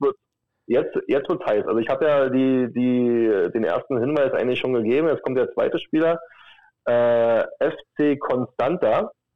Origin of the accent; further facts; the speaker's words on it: Berlin, Germany; bin aus Berlin